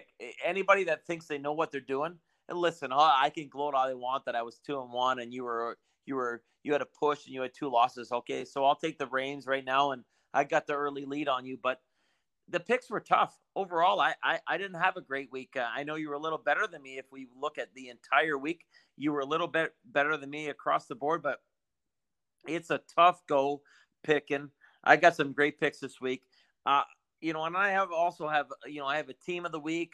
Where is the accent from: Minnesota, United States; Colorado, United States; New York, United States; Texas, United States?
Minnesota, United States; my hometown Minnesota Vikings